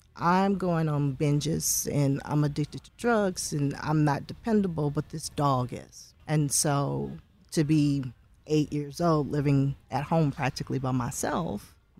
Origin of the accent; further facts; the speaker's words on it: Louisiana, United States; because I'm from Louisiana